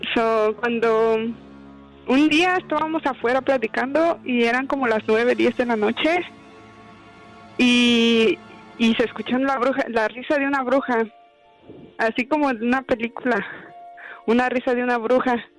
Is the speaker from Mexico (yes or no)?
yes; State of Mexico, Mexico; born or raised there